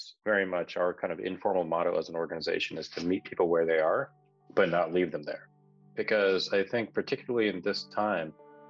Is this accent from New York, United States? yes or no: no; Salinas, California, United States; and I ended up really growing up in Salinas, California, which was then a community of probably about 50,000 people, majority of whom were, you know, either Mexican or white.